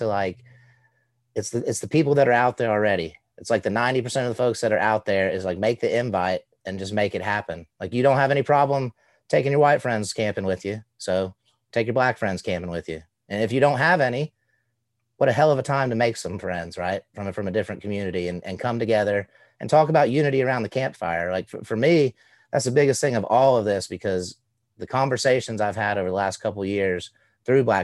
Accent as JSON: {"language": "English", "region": "Southeast", "country": "United States", "tie": "born or raised there"}